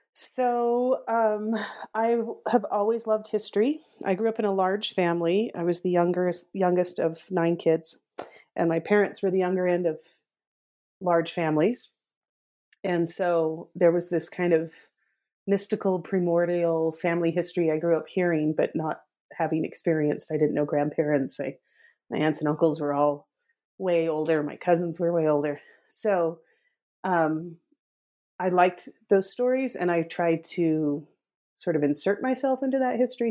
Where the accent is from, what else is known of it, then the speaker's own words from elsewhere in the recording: northern Utah, United States; I grew up in Utah, northern Utah